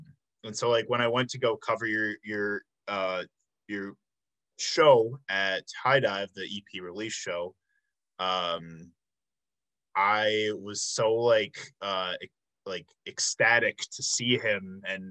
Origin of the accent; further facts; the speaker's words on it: Flossmoor, Illinois, United States; I'm from Illinois as well. I grew up in the south suburbs, little town called Flossmoor, Illinois, which is next to Tinley Park.